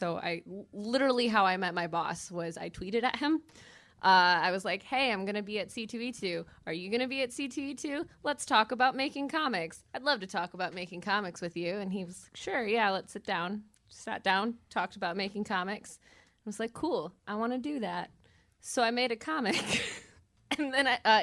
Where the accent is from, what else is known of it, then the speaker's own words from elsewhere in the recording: Michigan, United States; moved away as an adult; also born or lived in Detroit; now in New York, United States; I'm from Michigan originally.